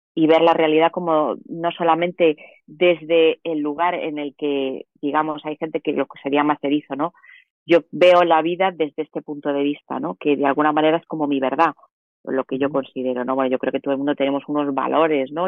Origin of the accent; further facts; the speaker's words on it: Madrid, Community of Madrid, Spain; yo soy madrileña, soy de ciudad